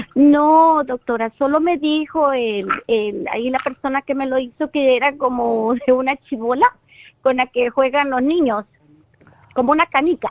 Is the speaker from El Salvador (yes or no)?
yes; El Salvador; now in Los Angeles, United States; yo vivo en Los Ángeles, pero vengo de El Salvador